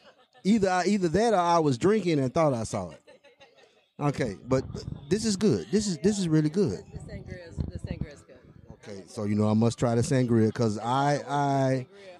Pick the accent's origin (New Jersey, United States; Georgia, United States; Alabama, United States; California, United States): Alabama, United States; I'm from Alabama.